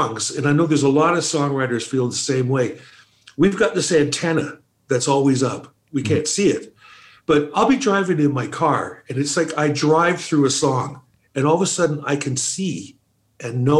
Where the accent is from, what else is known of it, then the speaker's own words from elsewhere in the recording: Toronto, Ontario, Canada; also born or lived in Calgary; Exactly where I am now, Scarborough, East End.